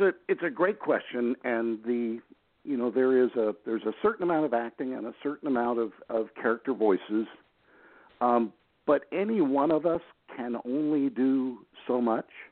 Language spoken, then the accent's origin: English; Gulf Coast, Florida, United States; I'm in uh, Gulf Coast, Florida